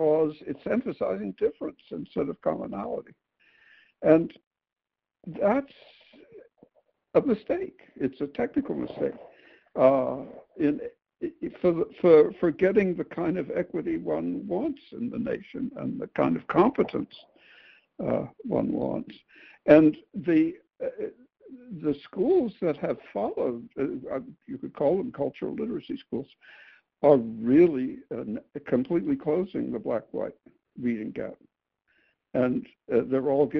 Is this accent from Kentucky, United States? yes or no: no; Memphis, Tennessee, United States; we're from Memphis.